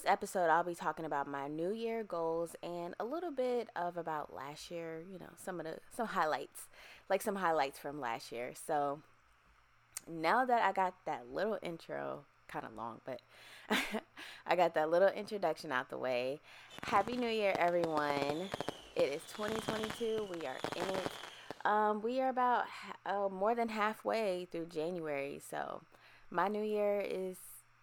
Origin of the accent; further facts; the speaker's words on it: Virginia, United States; moved away as an adult; also born or lived in Erie, Pennsylvania; now in Texas, United States; I'm originally from Erie, Pennsylvania. And I grew up in Virginia as well.